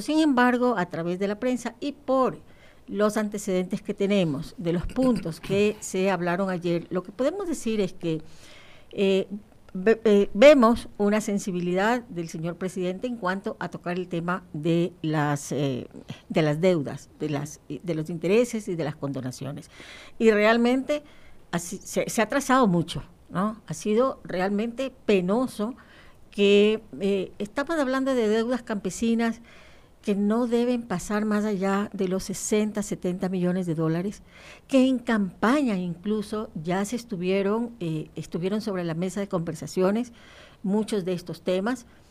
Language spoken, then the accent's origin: Spanish; Guayaquil, Guayas, Ecuador; Yo soy de Guayaquil